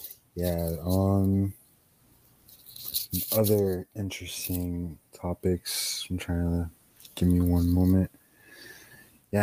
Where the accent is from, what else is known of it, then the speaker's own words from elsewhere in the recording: Miami, Florida, United States; we're from Miami.